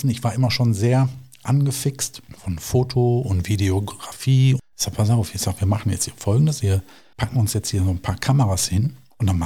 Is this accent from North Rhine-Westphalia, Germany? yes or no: yes; Duisburg, North Rhine-Westphalia, Germany; Also ich komme gebürtig aus Duisburg, aber bin dann wieder zurück in die Heimatstadt.